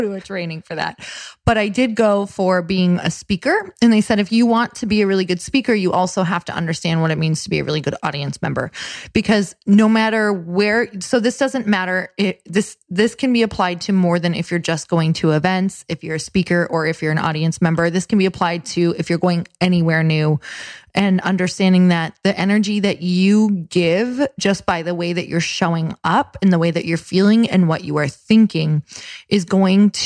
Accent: Midwest, United States; moved away; I am from the Midwest

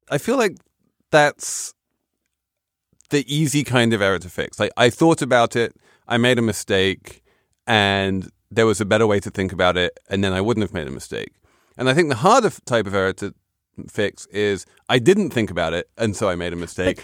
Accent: London, United Kingdom; as a Londoner

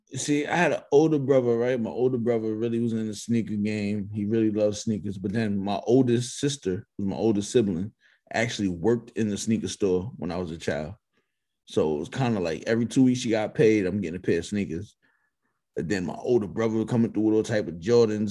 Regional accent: New York, United States; I'm from New York

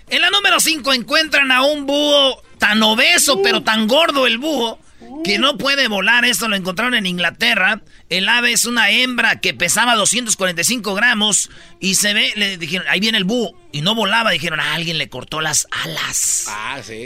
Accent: Michoacán, Mexico; somos de Michoacán, somos muchos

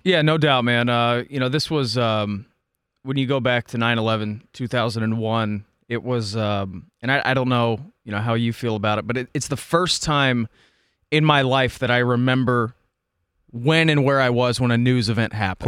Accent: Dayton, Ohio, United States; I grew up in Dayton, uh, which is about you know, an hour away from Columbus to the Southwest

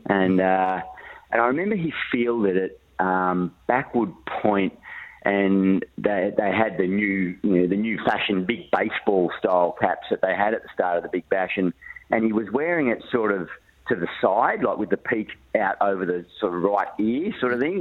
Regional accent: northern New South Wales, Australia; moved away; back in my hometown

